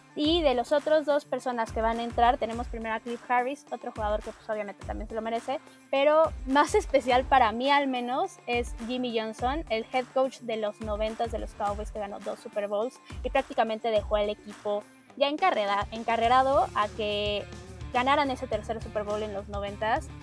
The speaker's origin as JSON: {"language": "Spanish", "country": "Mexico", "said": "somos mexicanos"}